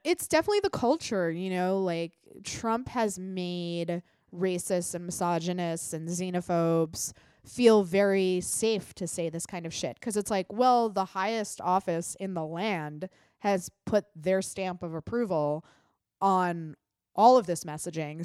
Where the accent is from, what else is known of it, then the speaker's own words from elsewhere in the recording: United States; we as American Facebook users